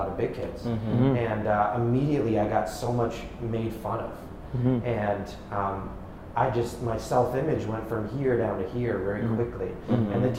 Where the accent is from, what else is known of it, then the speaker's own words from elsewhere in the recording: New York City / Connecticut, Northeast, United States; right when I was about to turn 10, I moved from New York City to the suburbs in Connecticut